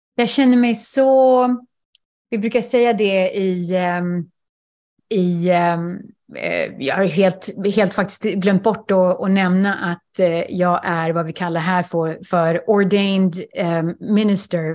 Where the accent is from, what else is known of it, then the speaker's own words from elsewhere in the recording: Sweden; first language Swedish; moved away; jag är svensk